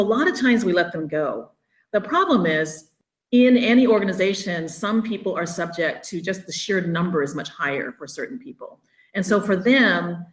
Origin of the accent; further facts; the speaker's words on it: Oakland, California, United States; moved away as an adult; also born or lived in Arizona / Oklahoma / Michigan / Hayward, California; I grew up in Oakland and Hayward area here in the Bay Area